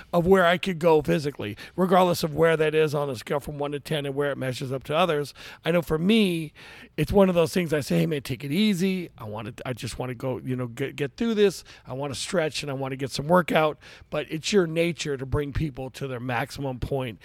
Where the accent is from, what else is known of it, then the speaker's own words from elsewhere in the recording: Daly City, California, United States; I was raised in Daly City, California.